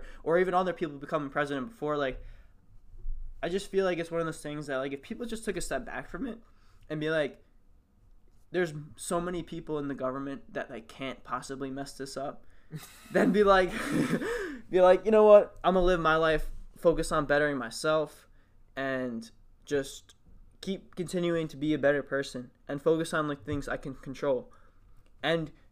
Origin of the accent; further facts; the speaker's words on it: United States; we're all American.